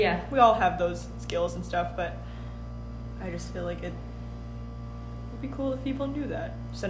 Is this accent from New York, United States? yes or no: no; San Francisco, California, United States; My pronouns are she, they. I was born and raised in San Francisco.